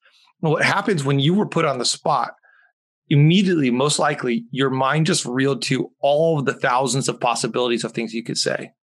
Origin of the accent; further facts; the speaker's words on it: Mexico; English is a second language; Or football, as I grew up calling it in Mexico.